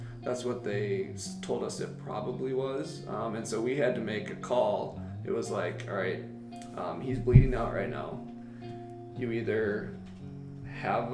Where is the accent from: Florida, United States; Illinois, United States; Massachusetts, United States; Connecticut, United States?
Illinois, United States; moved away; my hometown of Illinois